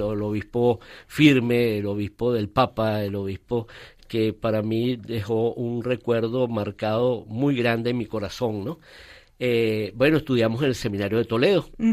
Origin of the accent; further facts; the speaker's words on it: Valencia, Carabobo, Venezuela; now in Caracas, Venezuela; luego a los ocho años de muy niño eh, mi padre por razones de trabajo fue trasladado a la segunda ciudad en ese momento que era Valencia de Venezuela